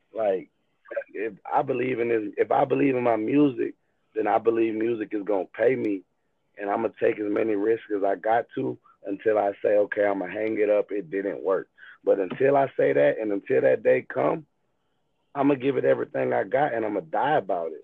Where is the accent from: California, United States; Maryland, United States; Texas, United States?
California, United States; moved away; I'm originally from California.